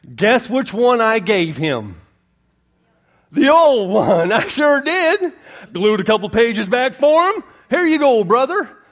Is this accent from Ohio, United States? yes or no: no; Florida, United States; accent: not Southern; I'm from Florida